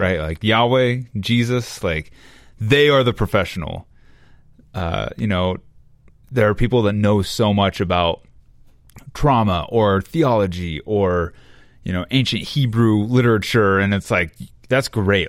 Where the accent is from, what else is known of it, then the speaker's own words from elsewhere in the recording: Memphis, Tennessee, United States; also born or lived in Atlanta, Georgia; I was born in Atlanta, Georgia. Uh, moved to Memphis, Tennessee when I was two